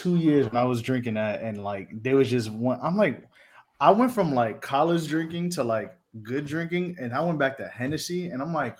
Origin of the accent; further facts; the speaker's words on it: New York, United States; now in Charlotte, United States; I live in Charlotte. Listen, I'm from New York. I live in Charlotte.